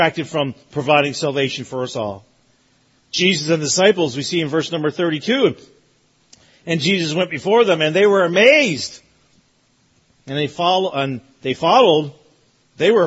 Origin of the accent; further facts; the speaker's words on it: Newfoundland and Labrador, Canada; I'm from Newfoundland, so we didn't have AC. Like, we don't need AC. Never gets warm in Newfoundland.